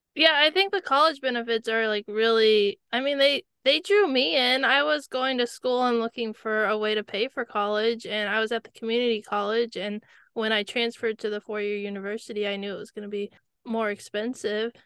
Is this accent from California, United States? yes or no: yes; California, United States; I grew up watching the Kentucky Derby, even though I grew up in California